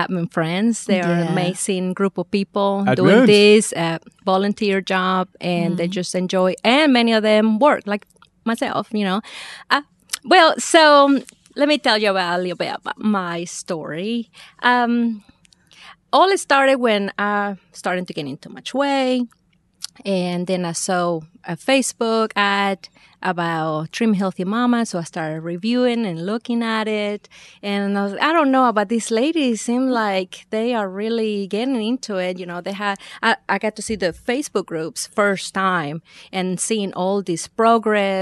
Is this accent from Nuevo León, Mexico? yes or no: no; Veracruz, Mexico; accent: Mexican; moved away; I'm from Veracruz